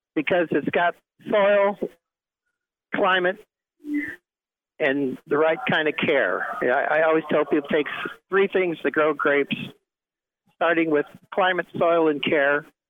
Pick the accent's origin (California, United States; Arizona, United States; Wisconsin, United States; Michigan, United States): California, United States; Bakersfield; also born or lived in Santa Maria, California / Paso Robles, California; I grew up near Bakersfield, where it's hot and they grow wine grapes